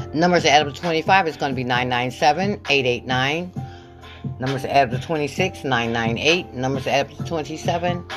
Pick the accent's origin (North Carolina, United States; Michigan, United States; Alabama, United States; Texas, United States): Michigan, United States; I'm from Michigan